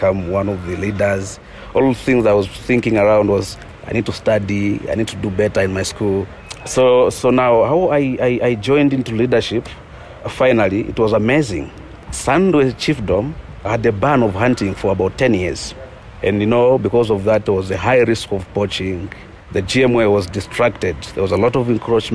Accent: West Petauke, Eastern Province, Zambia; I was born and grew up in the eastern part of Zambia, in the West Petauke game management areas.

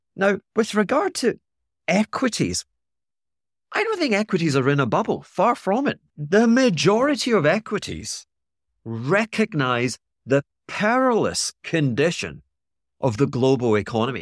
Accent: Scotland, United Kingdom; I'm being Scottish

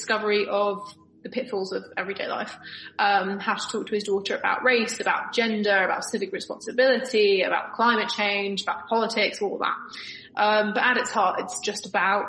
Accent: London, United Kingdom; I'm from Northwest London

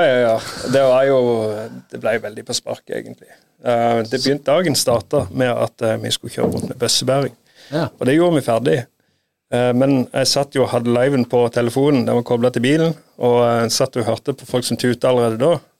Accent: Sirdal, Agder, Norway; Jeg er fra Sirdal

